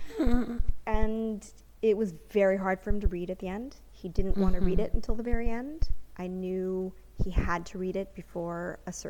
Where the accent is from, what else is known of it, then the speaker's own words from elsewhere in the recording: United States; first language English; moved away as an adult; now in Israel; I'm American.